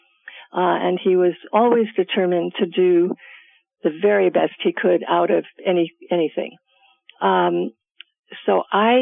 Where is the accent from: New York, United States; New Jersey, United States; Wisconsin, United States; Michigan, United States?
New York, United States; New York City; I grew up in Manhattan in the Village in New York City